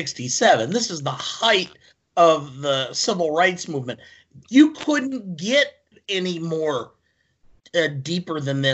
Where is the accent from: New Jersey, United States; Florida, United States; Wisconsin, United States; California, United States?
Wisconsin, United States; Beloit; I grew up in in Beloit, Wisconsin, which was about a third African-American.